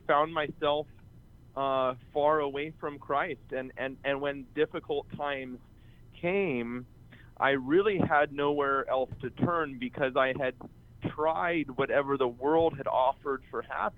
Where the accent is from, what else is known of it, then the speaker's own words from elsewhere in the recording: California, United States; I grew up in California. I'm now a pastor of a parish here in Sacramento, California